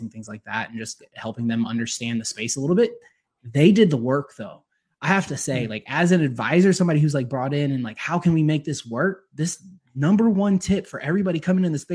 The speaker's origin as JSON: {"language": "English", "region": "Georgia", "country": "United States", "said": "I'm from Georgia. I live just, you know, north of the city"}